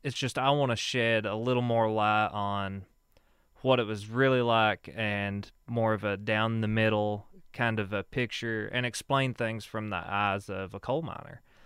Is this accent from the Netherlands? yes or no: no; Whitesburg, Kentucky, United States; I grew up here in Letcher County, uh, from Whitesburg, born and raised